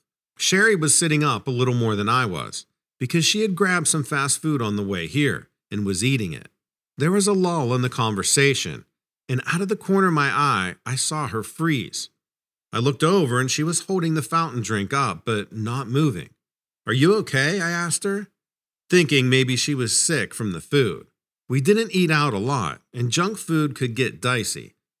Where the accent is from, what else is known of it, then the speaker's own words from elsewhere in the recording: New England, United States; I grew up in New England, and as you're probably aware, there are plenty of legends up there.